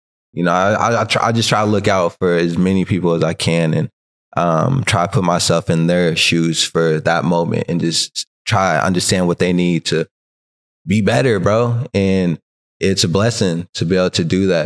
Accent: California, United States; now in Long Beach, United States; I grew up in Tashby, so Palmdale was like the closest city

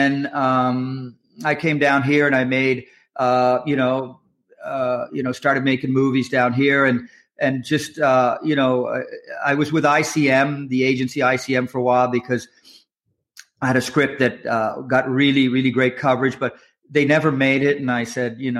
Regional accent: Nova Scotia, Canada; moved away as an adult; also born or lived in Halifax / Toronto; I'm from Canada. I grew up in Canada, and I grew up in Nova Scotia, which in a little town in Nova Scotia.

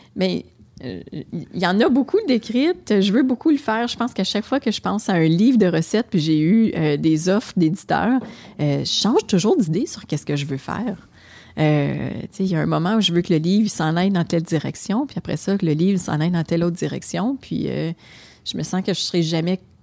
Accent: Gatineau, Quebec, Canada; accent: Québécois; j'ai grandi euh, dans le quartier Muchmore à Hull

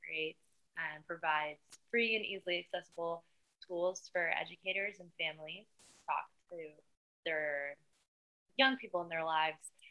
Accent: Miami, Florida, United States; now in Barcelona, Spain; I'm originally from Miami, but I'm Barcelona-based

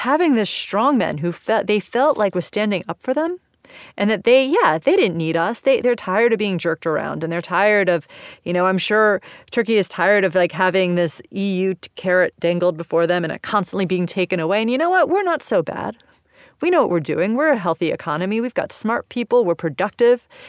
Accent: United States; I'm American

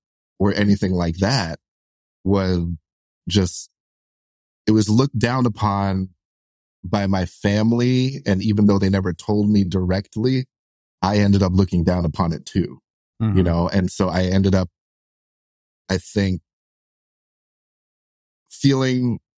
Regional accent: New York City, New York, United States; we're like solidly like middle class, lower middle class, you know, growing up in Brooklyn

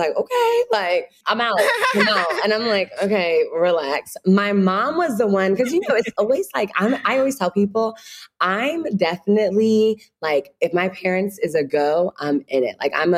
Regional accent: Ghana; I'm Ghanaian, they're Ghanaian.

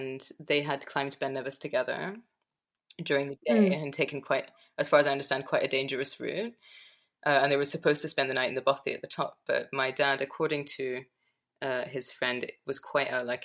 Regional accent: Edinburgh, Scotland, United Kingdom; now in Glasgow, United Kingdom; I grew up in Edinburgh. I live in Glasgow, a mighty distance away

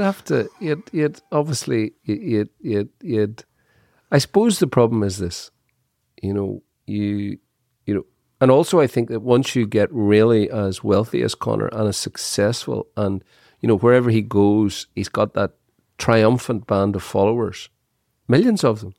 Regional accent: Dungiven, Northern Ireland, United Kingdom; I was born in Dungiven, Everybody lived in a council house

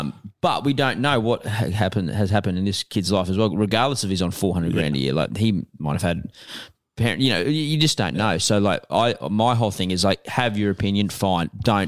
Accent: Australia; We're Australian.

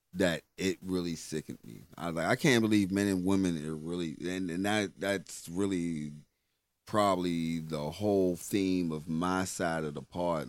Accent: United States; we as the American people

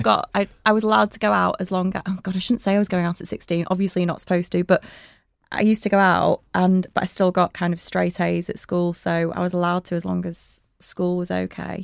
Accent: Blackburn, North West England, United Kingdom; moved away as an adult; now in Manchester, United Kingdom; I was born in Blackburn. Um, and I had, just had a really lovely childhood

